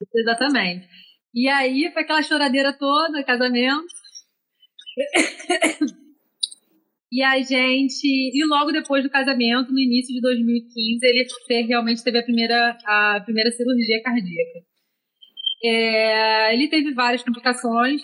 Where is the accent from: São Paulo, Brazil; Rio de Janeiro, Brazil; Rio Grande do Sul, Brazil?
Rio de Janeiro, Brazil; eu sou carioca